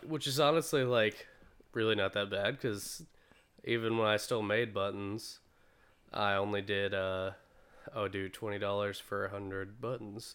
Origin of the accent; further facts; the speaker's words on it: Greensboro, North Carolina, United States; I'm from Greensboro, North Carolina. I was born and raised here, born at the Women's Hospital.